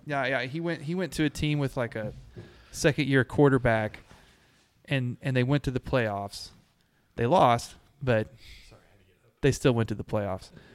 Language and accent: English; Abilene, Texas, United States; I grew up in Abilene